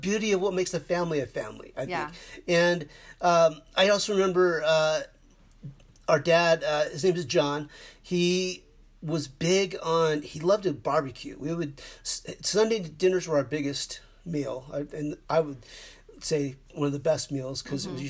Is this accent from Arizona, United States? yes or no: yes; Mesa, Arizona, United States; we grew up in Mesa, Arizona